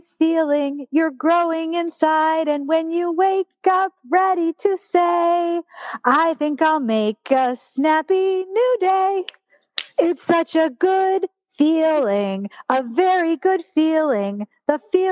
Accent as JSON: {"language": "English", "town": "Pittsburgh", "region": "Pennsylvania", "country": "United States", "tie": "born or raised there", "said": "Children's Hospital of Pittsburgh. Yep. Yep. That's my hometown"}